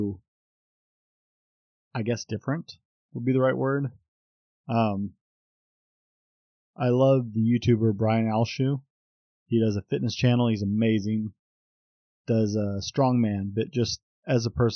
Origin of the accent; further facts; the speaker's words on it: United States; I'm an American